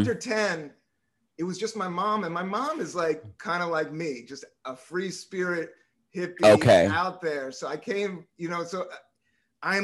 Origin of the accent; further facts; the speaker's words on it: Washington, District of Columbia, United States; also born or lived in the South; Northeast DC is, you know, mm-hmm. when I grew up, is Black as hell.